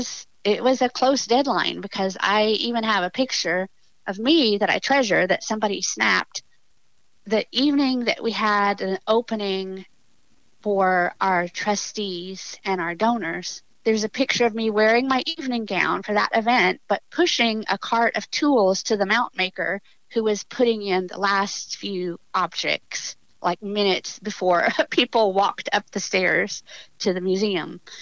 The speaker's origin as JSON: {"language": "English", "region": "South Texas", "country": "United States", "said": "I'm from South Texas"}